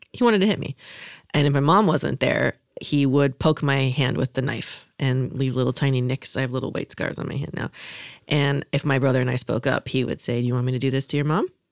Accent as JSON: {"language": "English", "region": "California", "country": "United States", "tie": "born or raised there", "said": "I was raised in California"}